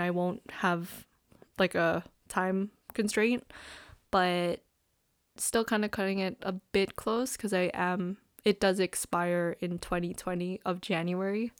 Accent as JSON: {"language": "English", "town": "Toronto", "region": "Ontario", "country": "Canada", "said": "we're from Scarborough"}